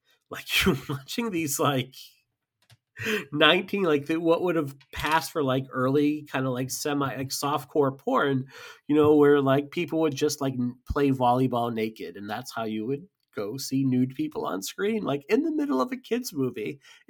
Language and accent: English; United States; that's my God-given right as an American to do so